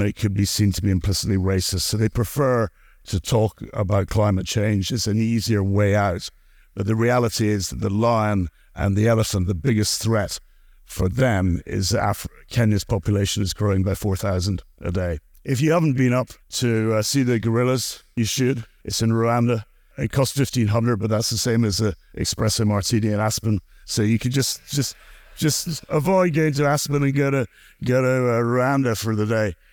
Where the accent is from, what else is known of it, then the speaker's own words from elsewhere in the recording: Glasgow, Scotland, United Kingdom; I'm from Glasgow in Scotland